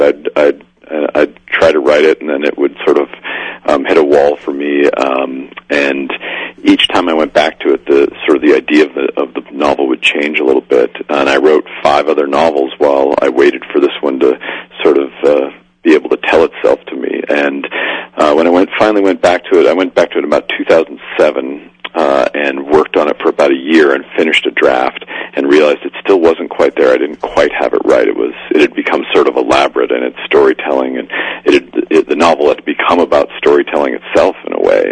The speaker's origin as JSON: {"language": "English", "town": "Spokane", "region": "Washington", "country": "United States", "tie": "born or raised there", "said": "in Spokane, Washington, my hometown"}